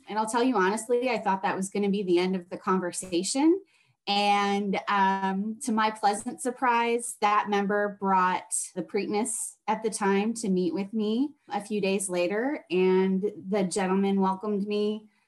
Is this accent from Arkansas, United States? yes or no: no; Wisconsin, United States; now in San Antonio, United States; I am originally from Wisconsin